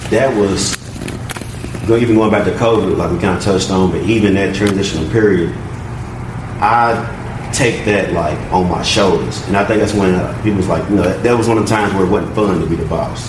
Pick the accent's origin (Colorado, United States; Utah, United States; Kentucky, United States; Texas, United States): Kentucky, United States; Louisville; growing up in the West End, just having to watch your surroundings